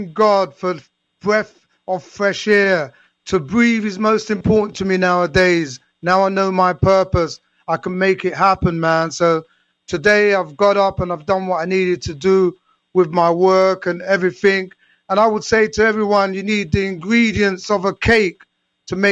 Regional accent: London, United Kingdom; my story stems from growing up in London in the 70s with my mom and dad and five siblings

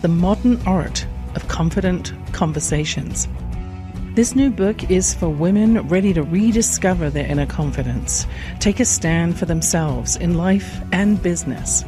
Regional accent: England, United Kingdom; born or raised there

